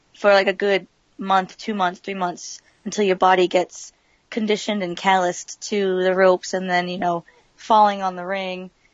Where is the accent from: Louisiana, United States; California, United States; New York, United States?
California, United States; San Dimas; moved away; also born or lived in Massachusetts; I'm from San Dimas, California